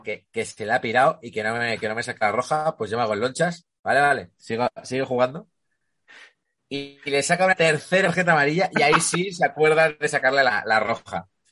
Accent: Ribera del Duero, Castile and León, Spain; Yo, soy de Ribera del Duero

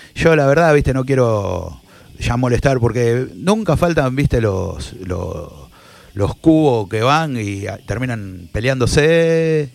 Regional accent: Rosario, Santa Fe, Argentina; Éramos todos de barrio

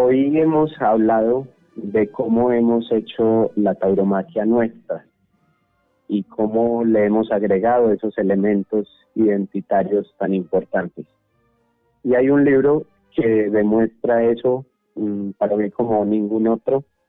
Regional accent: Antioquia, Colombia; accent: paisa antioqueño; nuestro lenguaje, con nuestra forma de hablar país antioqueña

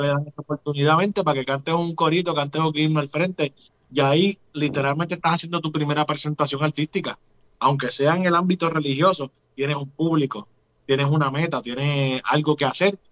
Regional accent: Puerto Rico; El vallenato está bien unido a lo que nosotros hacemos como cultura puertorriqueña

